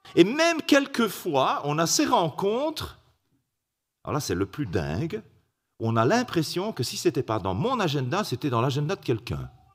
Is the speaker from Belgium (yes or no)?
yes; Belgium; salutations de Belgique